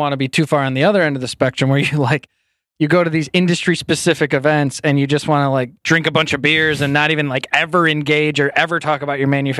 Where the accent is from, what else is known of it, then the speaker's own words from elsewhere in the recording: United States; We really got to know each other in Austria. And we're both from the States.